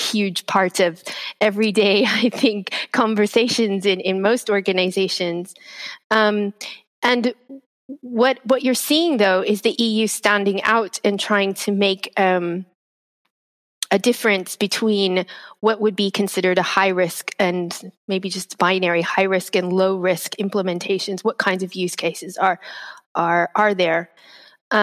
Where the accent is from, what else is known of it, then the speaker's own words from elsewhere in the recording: United States; moved away as an adult; now in United Kingdom; As an American who has been living in the UK now for 20 years, or 20 years, 18 years, almost 20